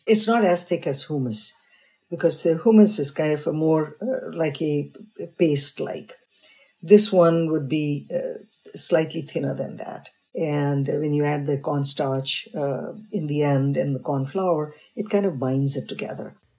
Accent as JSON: {"language": "English", "region": "North India", "country": "India", "tie": "born or raised there", "moved": "yes", "said": "I was raised in North, but I have a parental heritage of South."}